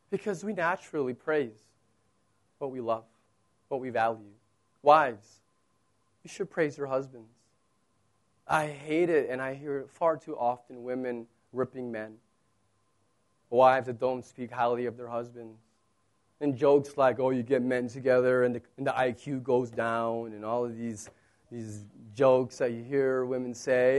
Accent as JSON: {"language": "English", "country": "United States", "moved": "yes", "said": "I'm American"}